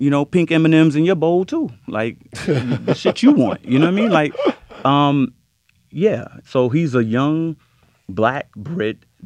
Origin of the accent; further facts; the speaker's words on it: New York, United States; I'm from New York